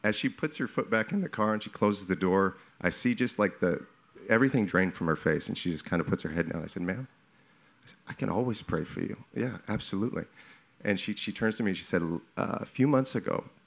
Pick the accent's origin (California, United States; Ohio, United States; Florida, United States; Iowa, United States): California, United States; now in Texas, United States; I'm new to Texas, so this is year two. I'm from California